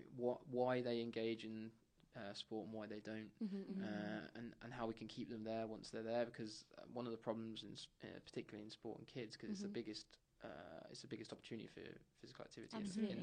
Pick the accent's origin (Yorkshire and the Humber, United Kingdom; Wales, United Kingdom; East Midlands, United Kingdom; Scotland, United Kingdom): East Midlands, United Kingdom; Wellingborough; moved away as an adult; also born or lived in Bedford / Bath / London; I grew up in Northamptonshire.